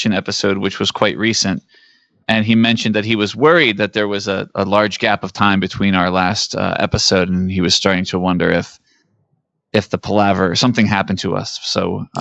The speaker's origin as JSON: {"language": "English", "country": "United States", "tie": "born or raised there", "said": "growing up in the 80s in America"}